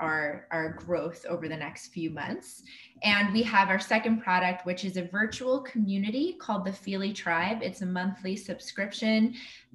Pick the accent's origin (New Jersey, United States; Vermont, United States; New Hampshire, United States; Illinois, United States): New Jersey, United States; also born or lived in Manhattan, New York; now in Austin, United States; I grew up in New Jersey, spent the last 18 years living in Manhattan, and I just moved to Austin, Texas